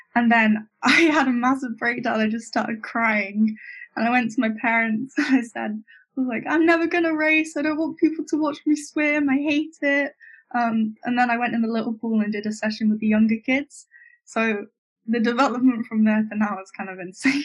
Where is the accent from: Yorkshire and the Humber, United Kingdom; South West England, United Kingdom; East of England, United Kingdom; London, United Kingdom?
South West England, United Kingdom; Bournemouth; I grew up in Bournemouth, or just down the coast from there